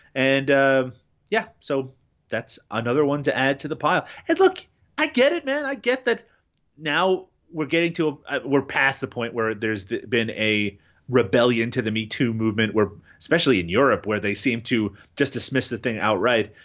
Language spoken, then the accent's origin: English; Newfoundland and Labrador, Canada; I grew up in Newfoundland, um, here in Canada